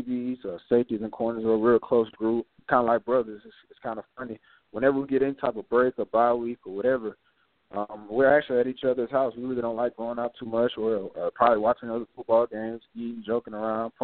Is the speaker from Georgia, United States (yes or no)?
yes; Winder, Georgia, United States; born or raised there; also born or lived in Greenville, South Carolina